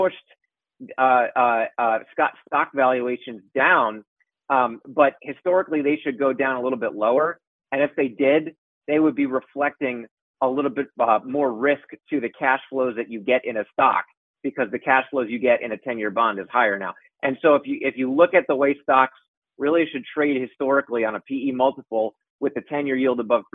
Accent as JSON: {"language": "English", "area": "Westchester", "region": "New York", "country": "United States", "lives_now": "New York City, United States", "said": "I'm from Westchester. I've been living in the city for almost 10 years"}